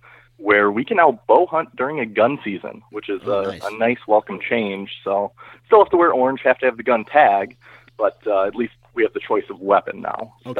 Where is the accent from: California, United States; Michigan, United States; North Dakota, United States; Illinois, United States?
Illinois, United States; Northern; I am from Northern Illinois, and I work for a company called Abbott Labs. I'm in corporate HR there.